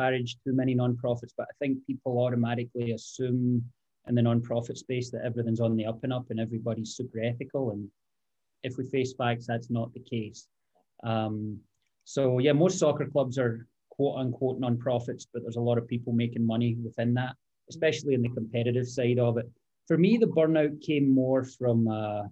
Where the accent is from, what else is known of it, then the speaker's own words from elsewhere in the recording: Greenock, Scotland, United Kingdom; moved away as an adult; now in United States; born and raised in Scotland, played a town called Greenock.